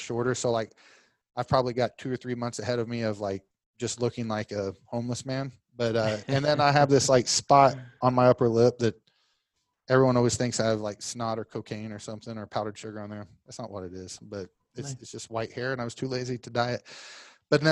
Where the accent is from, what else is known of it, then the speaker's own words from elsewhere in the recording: Oklahoma, United States; accent: Southern; moved away as an adult; also born or lived in Fort Lauderdale, Florida / Virginia; now in Orlando, United States; I use a little Southern slang in mine because I'm from Oklahoma